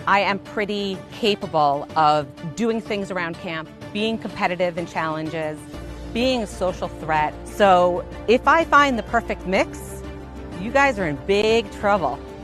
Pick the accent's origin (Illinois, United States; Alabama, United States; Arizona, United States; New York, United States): New York, United States; Long Island; I am from Long Island, New York